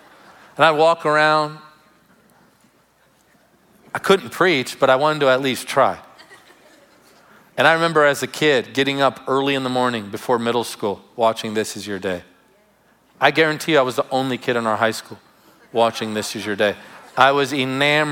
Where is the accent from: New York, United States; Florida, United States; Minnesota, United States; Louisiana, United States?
Florida, United States; Tarpon Springs; where I grew up in Tarpon Springs.